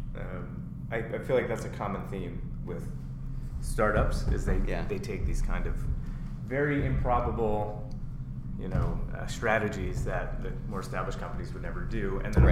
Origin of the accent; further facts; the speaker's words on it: East Coast, United States; moved away; I grew up on the East Coast